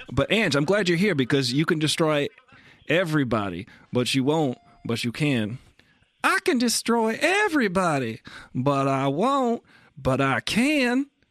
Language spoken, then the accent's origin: English; Massapequa, New York, United States; we're both from Massapequa